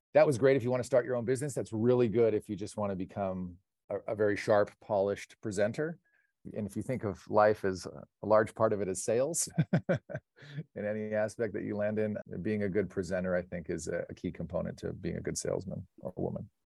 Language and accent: English; Pasadena, California, United States; Born and raised in Pasadena, home of the Rose Parade and the Rose Bowl